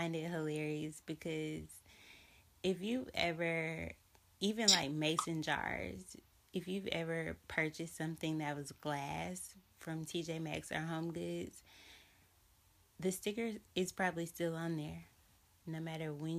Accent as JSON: {"language": "English", "town": "Montgomery", "region": "Alabama", "country": "United States", "said": "I'm from Montgomery, Alabama"}